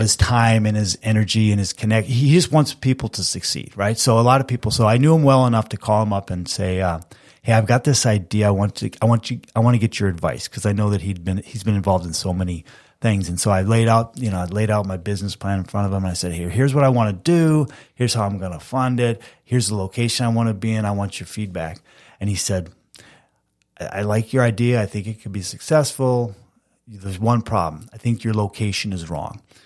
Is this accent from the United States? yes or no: yes; Fergus Falls, Minnesota, United States; also born or lived in Peoria, Illinois; I grew up in Fergus Falls